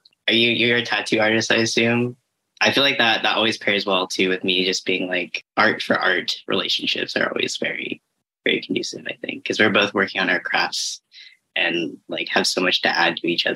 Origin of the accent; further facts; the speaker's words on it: Los Angeles, California, United States; I've been here my whole life. So I have a certain relationship with this city